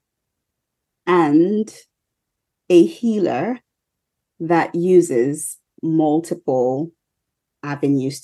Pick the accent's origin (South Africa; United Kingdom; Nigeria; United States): Nigeria; I'm a Nigerian